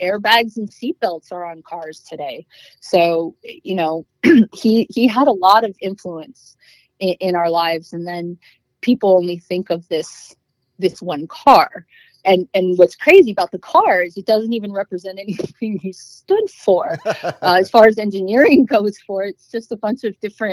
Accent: Los Angeles, California, United States; I grew up in Hollywood

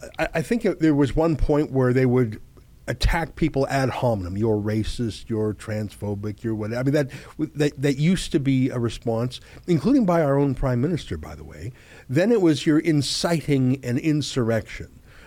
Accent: Canada; I mean, we're Canadian, we're loyal.

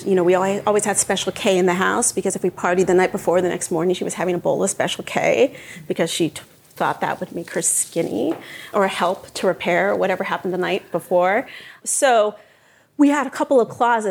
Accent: Montclair, New Jersey, United States; I grew up in Montclair.

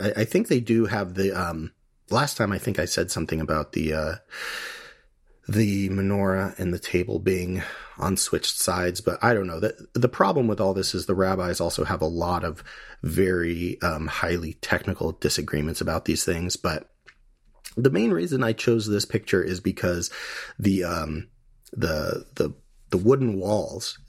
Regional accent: United States; we're Hellenistic, we're American, a lot of us

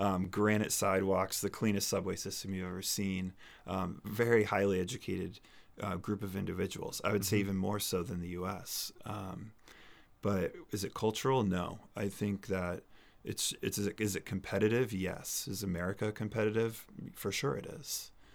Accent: Amherst, New Hampshire, United States; moved away as an adult; also born or lived in South Carolina / Colorado / Singapore; I grew up here in New Hampshire in Amherst

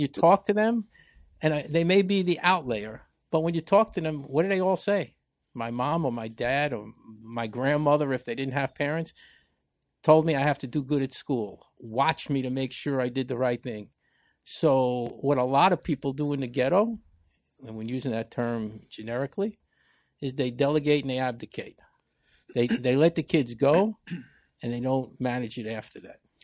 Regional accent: New York City, New York, United States; I grew up in the Bronx

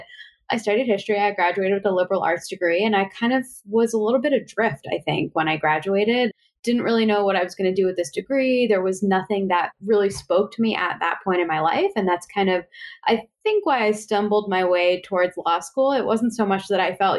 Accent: Westchester, New York, United States; also born or lived in Bronx / Upper West Side; Mostly I grew up in Westchester

